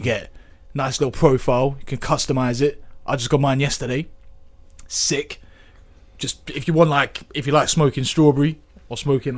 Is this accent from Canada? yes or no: no; England, United Kingdom; we're all English, innit? We all go back.